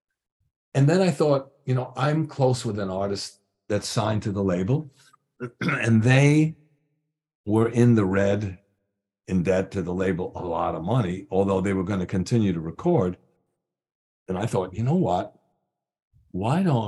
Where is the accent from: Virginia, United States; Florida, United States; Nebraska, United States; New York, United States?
New York, United States; moved away as an adult; now in Los Angeles, United States; I'm still a New Yorker